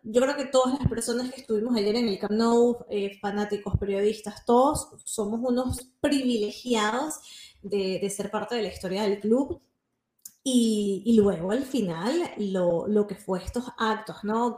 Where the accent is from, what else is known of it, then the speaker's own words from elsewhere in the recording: Venezuela; accent: Venezuelan; now in Spain; son venezolanos y hablan como venezolanos